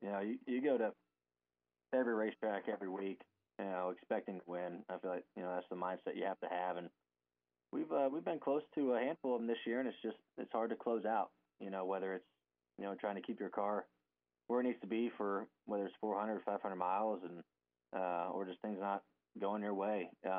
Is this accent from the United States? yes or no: yes; Ohio, United States; Me and my dad, we're both from Ohio.